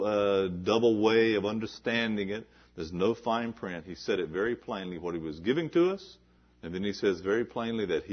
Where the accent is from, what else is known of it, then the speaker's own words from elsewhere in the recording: the South, United States; I was raised in the South, and I heard people talk like this.